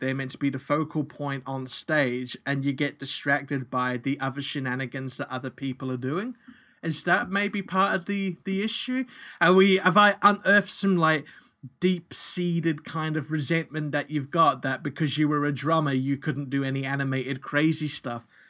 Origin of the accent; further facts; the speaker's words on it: New Zealand; now in Australia; when I was growing up in New Zealand